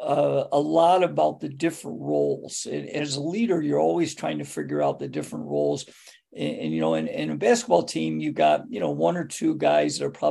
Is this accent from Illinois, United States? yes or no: no; Greece, New York, United States; my hometown is Greece, New York, which is the largest suburb of Rochester. And I grew up in Greece